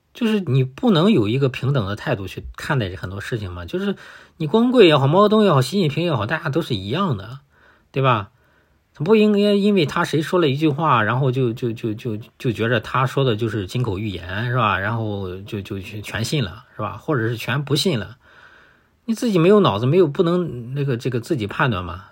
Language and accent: Chinese; China; 我们中国人